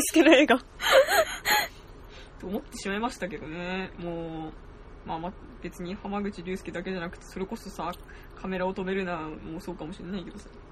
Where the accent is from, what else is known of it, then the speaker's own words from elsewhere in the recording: Saitama, Japan; 埼玉ですけど。